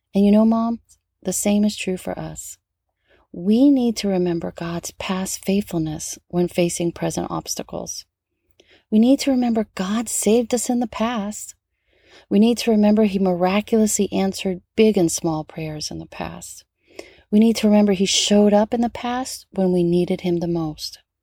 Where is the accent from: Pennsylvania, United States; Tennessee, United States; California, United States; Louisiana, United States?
Louisiana, United States; New Orleans; moved away; back home in my hometown of New Orleans